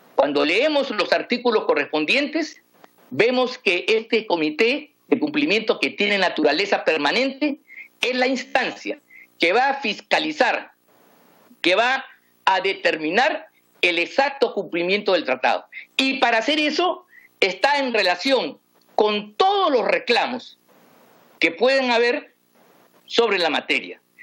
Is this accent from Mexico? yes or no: no; Peru; venimos peleando los peruanos